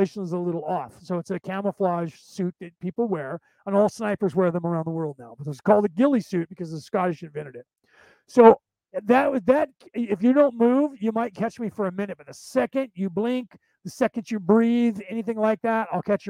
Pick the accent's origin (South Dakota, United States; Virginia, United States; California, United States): California, United States; Concord; The city that I grew up in the San Francisco Bay Area, was only there because there was a military base that was there, and it's called the Concord Naval Weapons Station